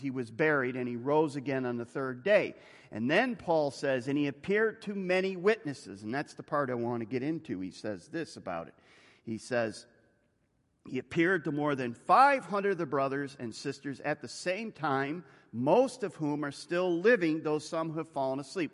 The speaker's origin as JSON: {"language": "English", "country": "United States", "said": "I'm an American"}